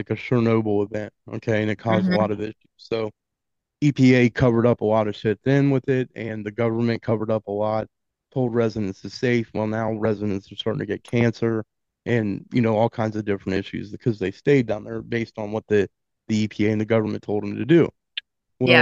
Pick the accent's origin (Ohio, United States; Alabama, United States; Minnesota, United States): Ohio, United States; Cincinnati; now in Florence, Kentucky, United States; I'm originally from Ohio, not up there, but from Cincinnati